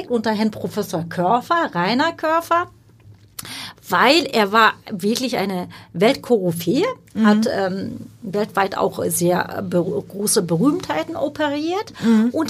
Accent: Turkey; born there; first language Turkish; also die, mh, Ursprungssprache ist Türkisch, das haben Sie sehr schön gesagt.

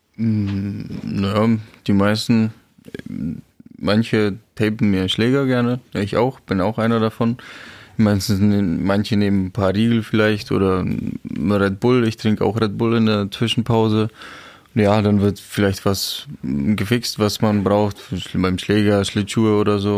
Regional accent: Czechia; German is a second language; now in Germany; für mich als geborener Tscheche

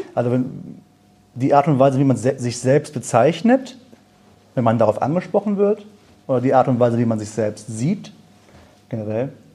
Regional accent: Germany; ich bin geboren, aufgewachsen in Deutschland. Meine Eltern kommen aus dem Iran

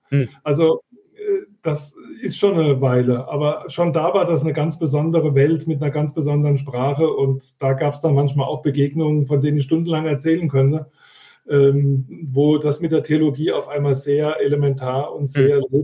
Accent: Pirmasens, Rhineland-Palatinate, Germany; wo ich mit einer einmaligen Ausbildung in meiner Heimatstadt Pirmasens an jedem meiner Studienorte einfach reinlaufen konnte

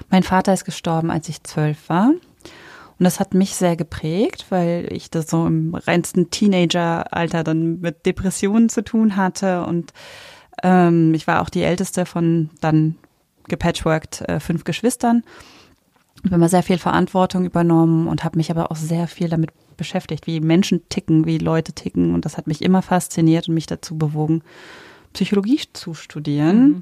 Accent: Berlin, Germany; Ja, ich bin Berlinerin, ich wollte gerne zurück nach Berlin.

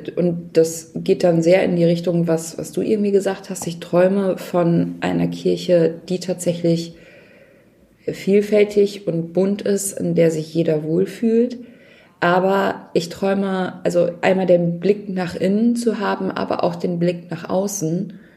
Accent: Nordhorn, Lower Saxony, Germany; Nordhorn ist, also meine Heimatstadt ist größer

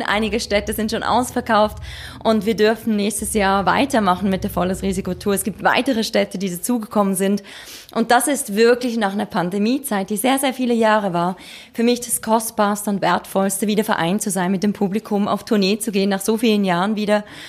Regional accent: Switzerland; mein Privatleben in der Schweiz. Meine Heimat gibt mir auch eine wahnsinnige Kraft

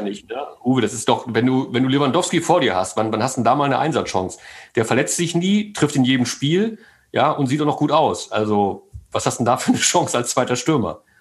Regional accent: Großburgwedel, Lower Saxony, Germany; also born or lived in Mellendorf, Wedemark; ich bin wirklich in Großburg-Wedel geboren. Meine Eltern haben damals in Meize in der Wedemark gelebt.

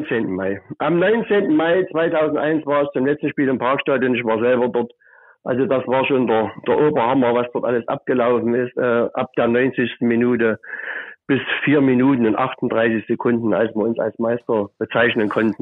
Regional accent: Altenburg, Thuringia, Germany; now in Leipzig, Germany; Ich bin nicht in Sachsen geboren. Ich bin in der Stadtstadt Altenburg geboren, also 45 Kilometer weg. Und damals äh, war ja Altenburg der letzte Zipfel von Thüringen sozusagen. Da bin ich geboren und bin dann 1986 hier nach Leipzig gezogen

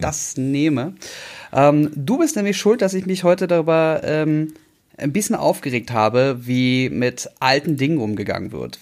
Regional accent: Berlin, Germany; ich bin Berliner geboren

